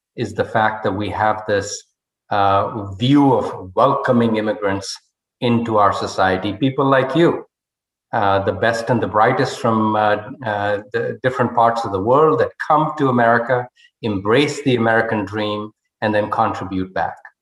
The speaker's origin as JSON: {"language": "English", "town": "Rohtak", "region": "Haryana", "country": "India", "tie": "born or raised there", "moved": "as an adult", "said": "I was uh, brought up in a town called Rohtak, which is 40 miles west of New Delhi, a, a relatively small town"}